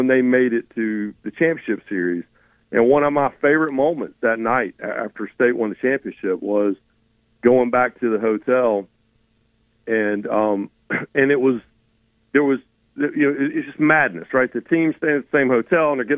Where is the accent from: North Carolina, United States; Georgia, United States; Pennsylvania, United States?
North Carolina, United States; Raleigh; I grew up in Raleigh, North Carolina